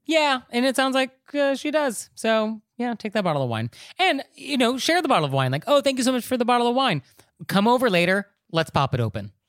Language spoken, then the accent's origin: English; New York City, New York, United States; as a New Yorker